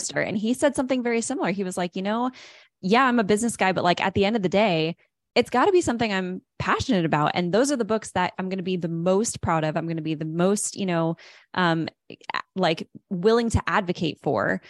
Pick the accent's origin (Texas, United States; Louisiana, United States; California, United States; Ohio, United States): California, United States; Los Angeles; moved away; I'm originally from Los Angeles